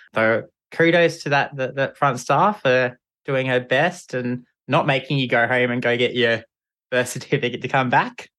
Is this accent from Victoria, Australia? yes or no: yes; Geelong, Victoria, Australia; I grew up in, uh, Geelong and the Great Ocean Road down in Victoria with my family